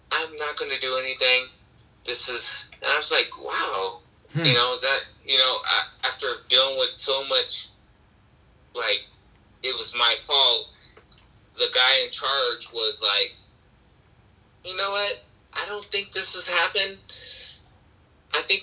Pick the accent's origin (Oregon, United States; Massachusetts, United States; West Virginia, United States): Oregon, United States; also born or lived in Portland; I'm from Oregon